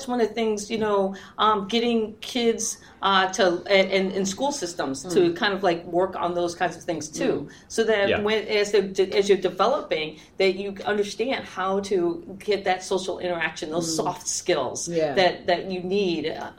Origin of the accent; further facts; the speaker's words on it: Guam; born there; because I was born on Guam. My dad was working at the tracking station for the Apollo missions.